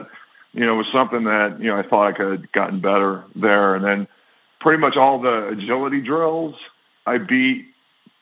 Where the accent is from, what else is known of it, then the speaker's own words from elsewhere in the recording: Buffalo, New York, United States; now in Philadelphia, United States; A lot of people like I grew up with in Buffalo.